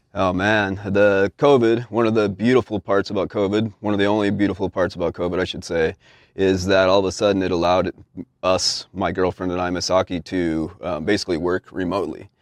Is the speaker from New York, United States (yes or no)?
no; Utah, United States; moved away; I'm a dude from Utah